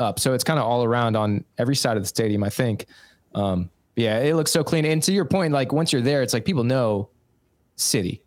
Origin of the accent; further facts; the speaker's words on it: Kansas, United States; now in St. Louis, United States; I grew up in Kansas